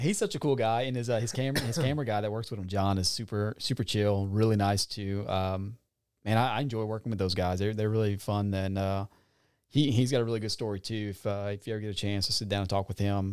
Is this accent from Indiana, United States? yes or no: no; Franklin, Louisiana, United States; was from the Franklin area.